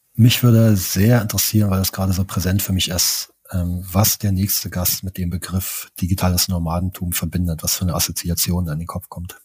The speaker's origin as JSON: {"language": "German", "region": "East Germany", "country": "Germany", "tie": "born or raised there", "said": "ich bin im Osten von Deutschland groß geworden"}